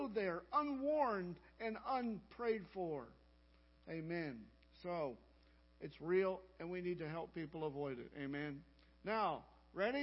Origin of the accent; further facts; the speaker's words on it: Burleson, Texas, United States; I'm from Burleson